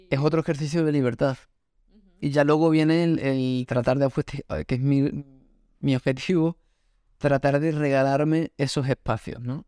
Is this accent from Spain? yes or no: yes; Extremadura, Spain; Yo soy de Extremadura